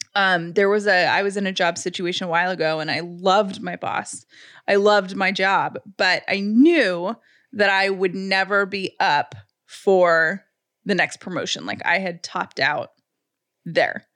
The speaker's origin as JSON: {"language": "English", "region": "the South", "country": "United States", "said": "I'm from the South"}